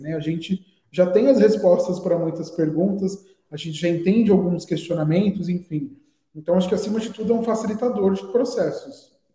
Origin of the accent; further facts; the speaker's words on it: Guarulhos, São Paulo, Brazil; nascido aqui em São Paulo mesmo. É, cresci em Guarulhos, que é uma cidade vizinha